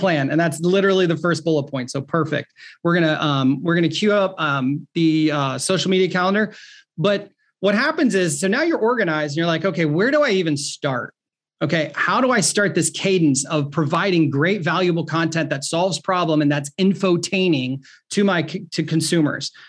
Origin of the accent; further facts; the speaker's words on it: Ohio, United States; I'm from Ohio